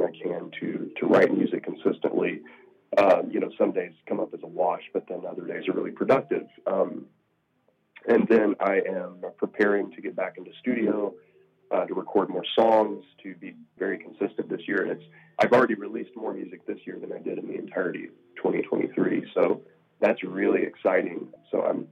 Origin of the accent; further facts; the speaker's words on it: the South, United States; I'm from the South, so I've lived in the South my whole life.